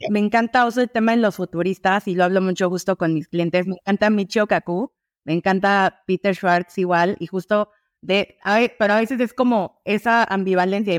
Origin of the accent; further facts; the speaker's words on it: Mexico City, Mexico; Yo soy de Ciudad de México